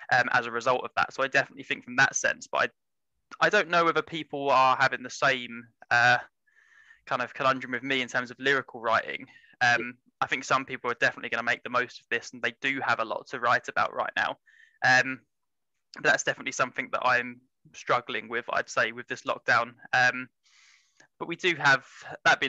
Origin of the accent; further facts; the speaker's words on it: Essex, East of England, United Kingdom; I'm from Essex.